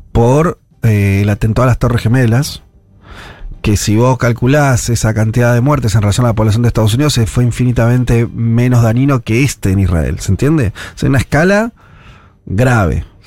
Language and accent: Spanish; Argentina